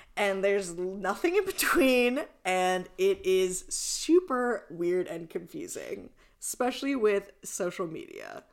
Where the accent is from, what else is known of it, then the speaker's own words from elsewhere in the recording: East Coast, United States; now in Los Angeles, United States; I'm from the East Coast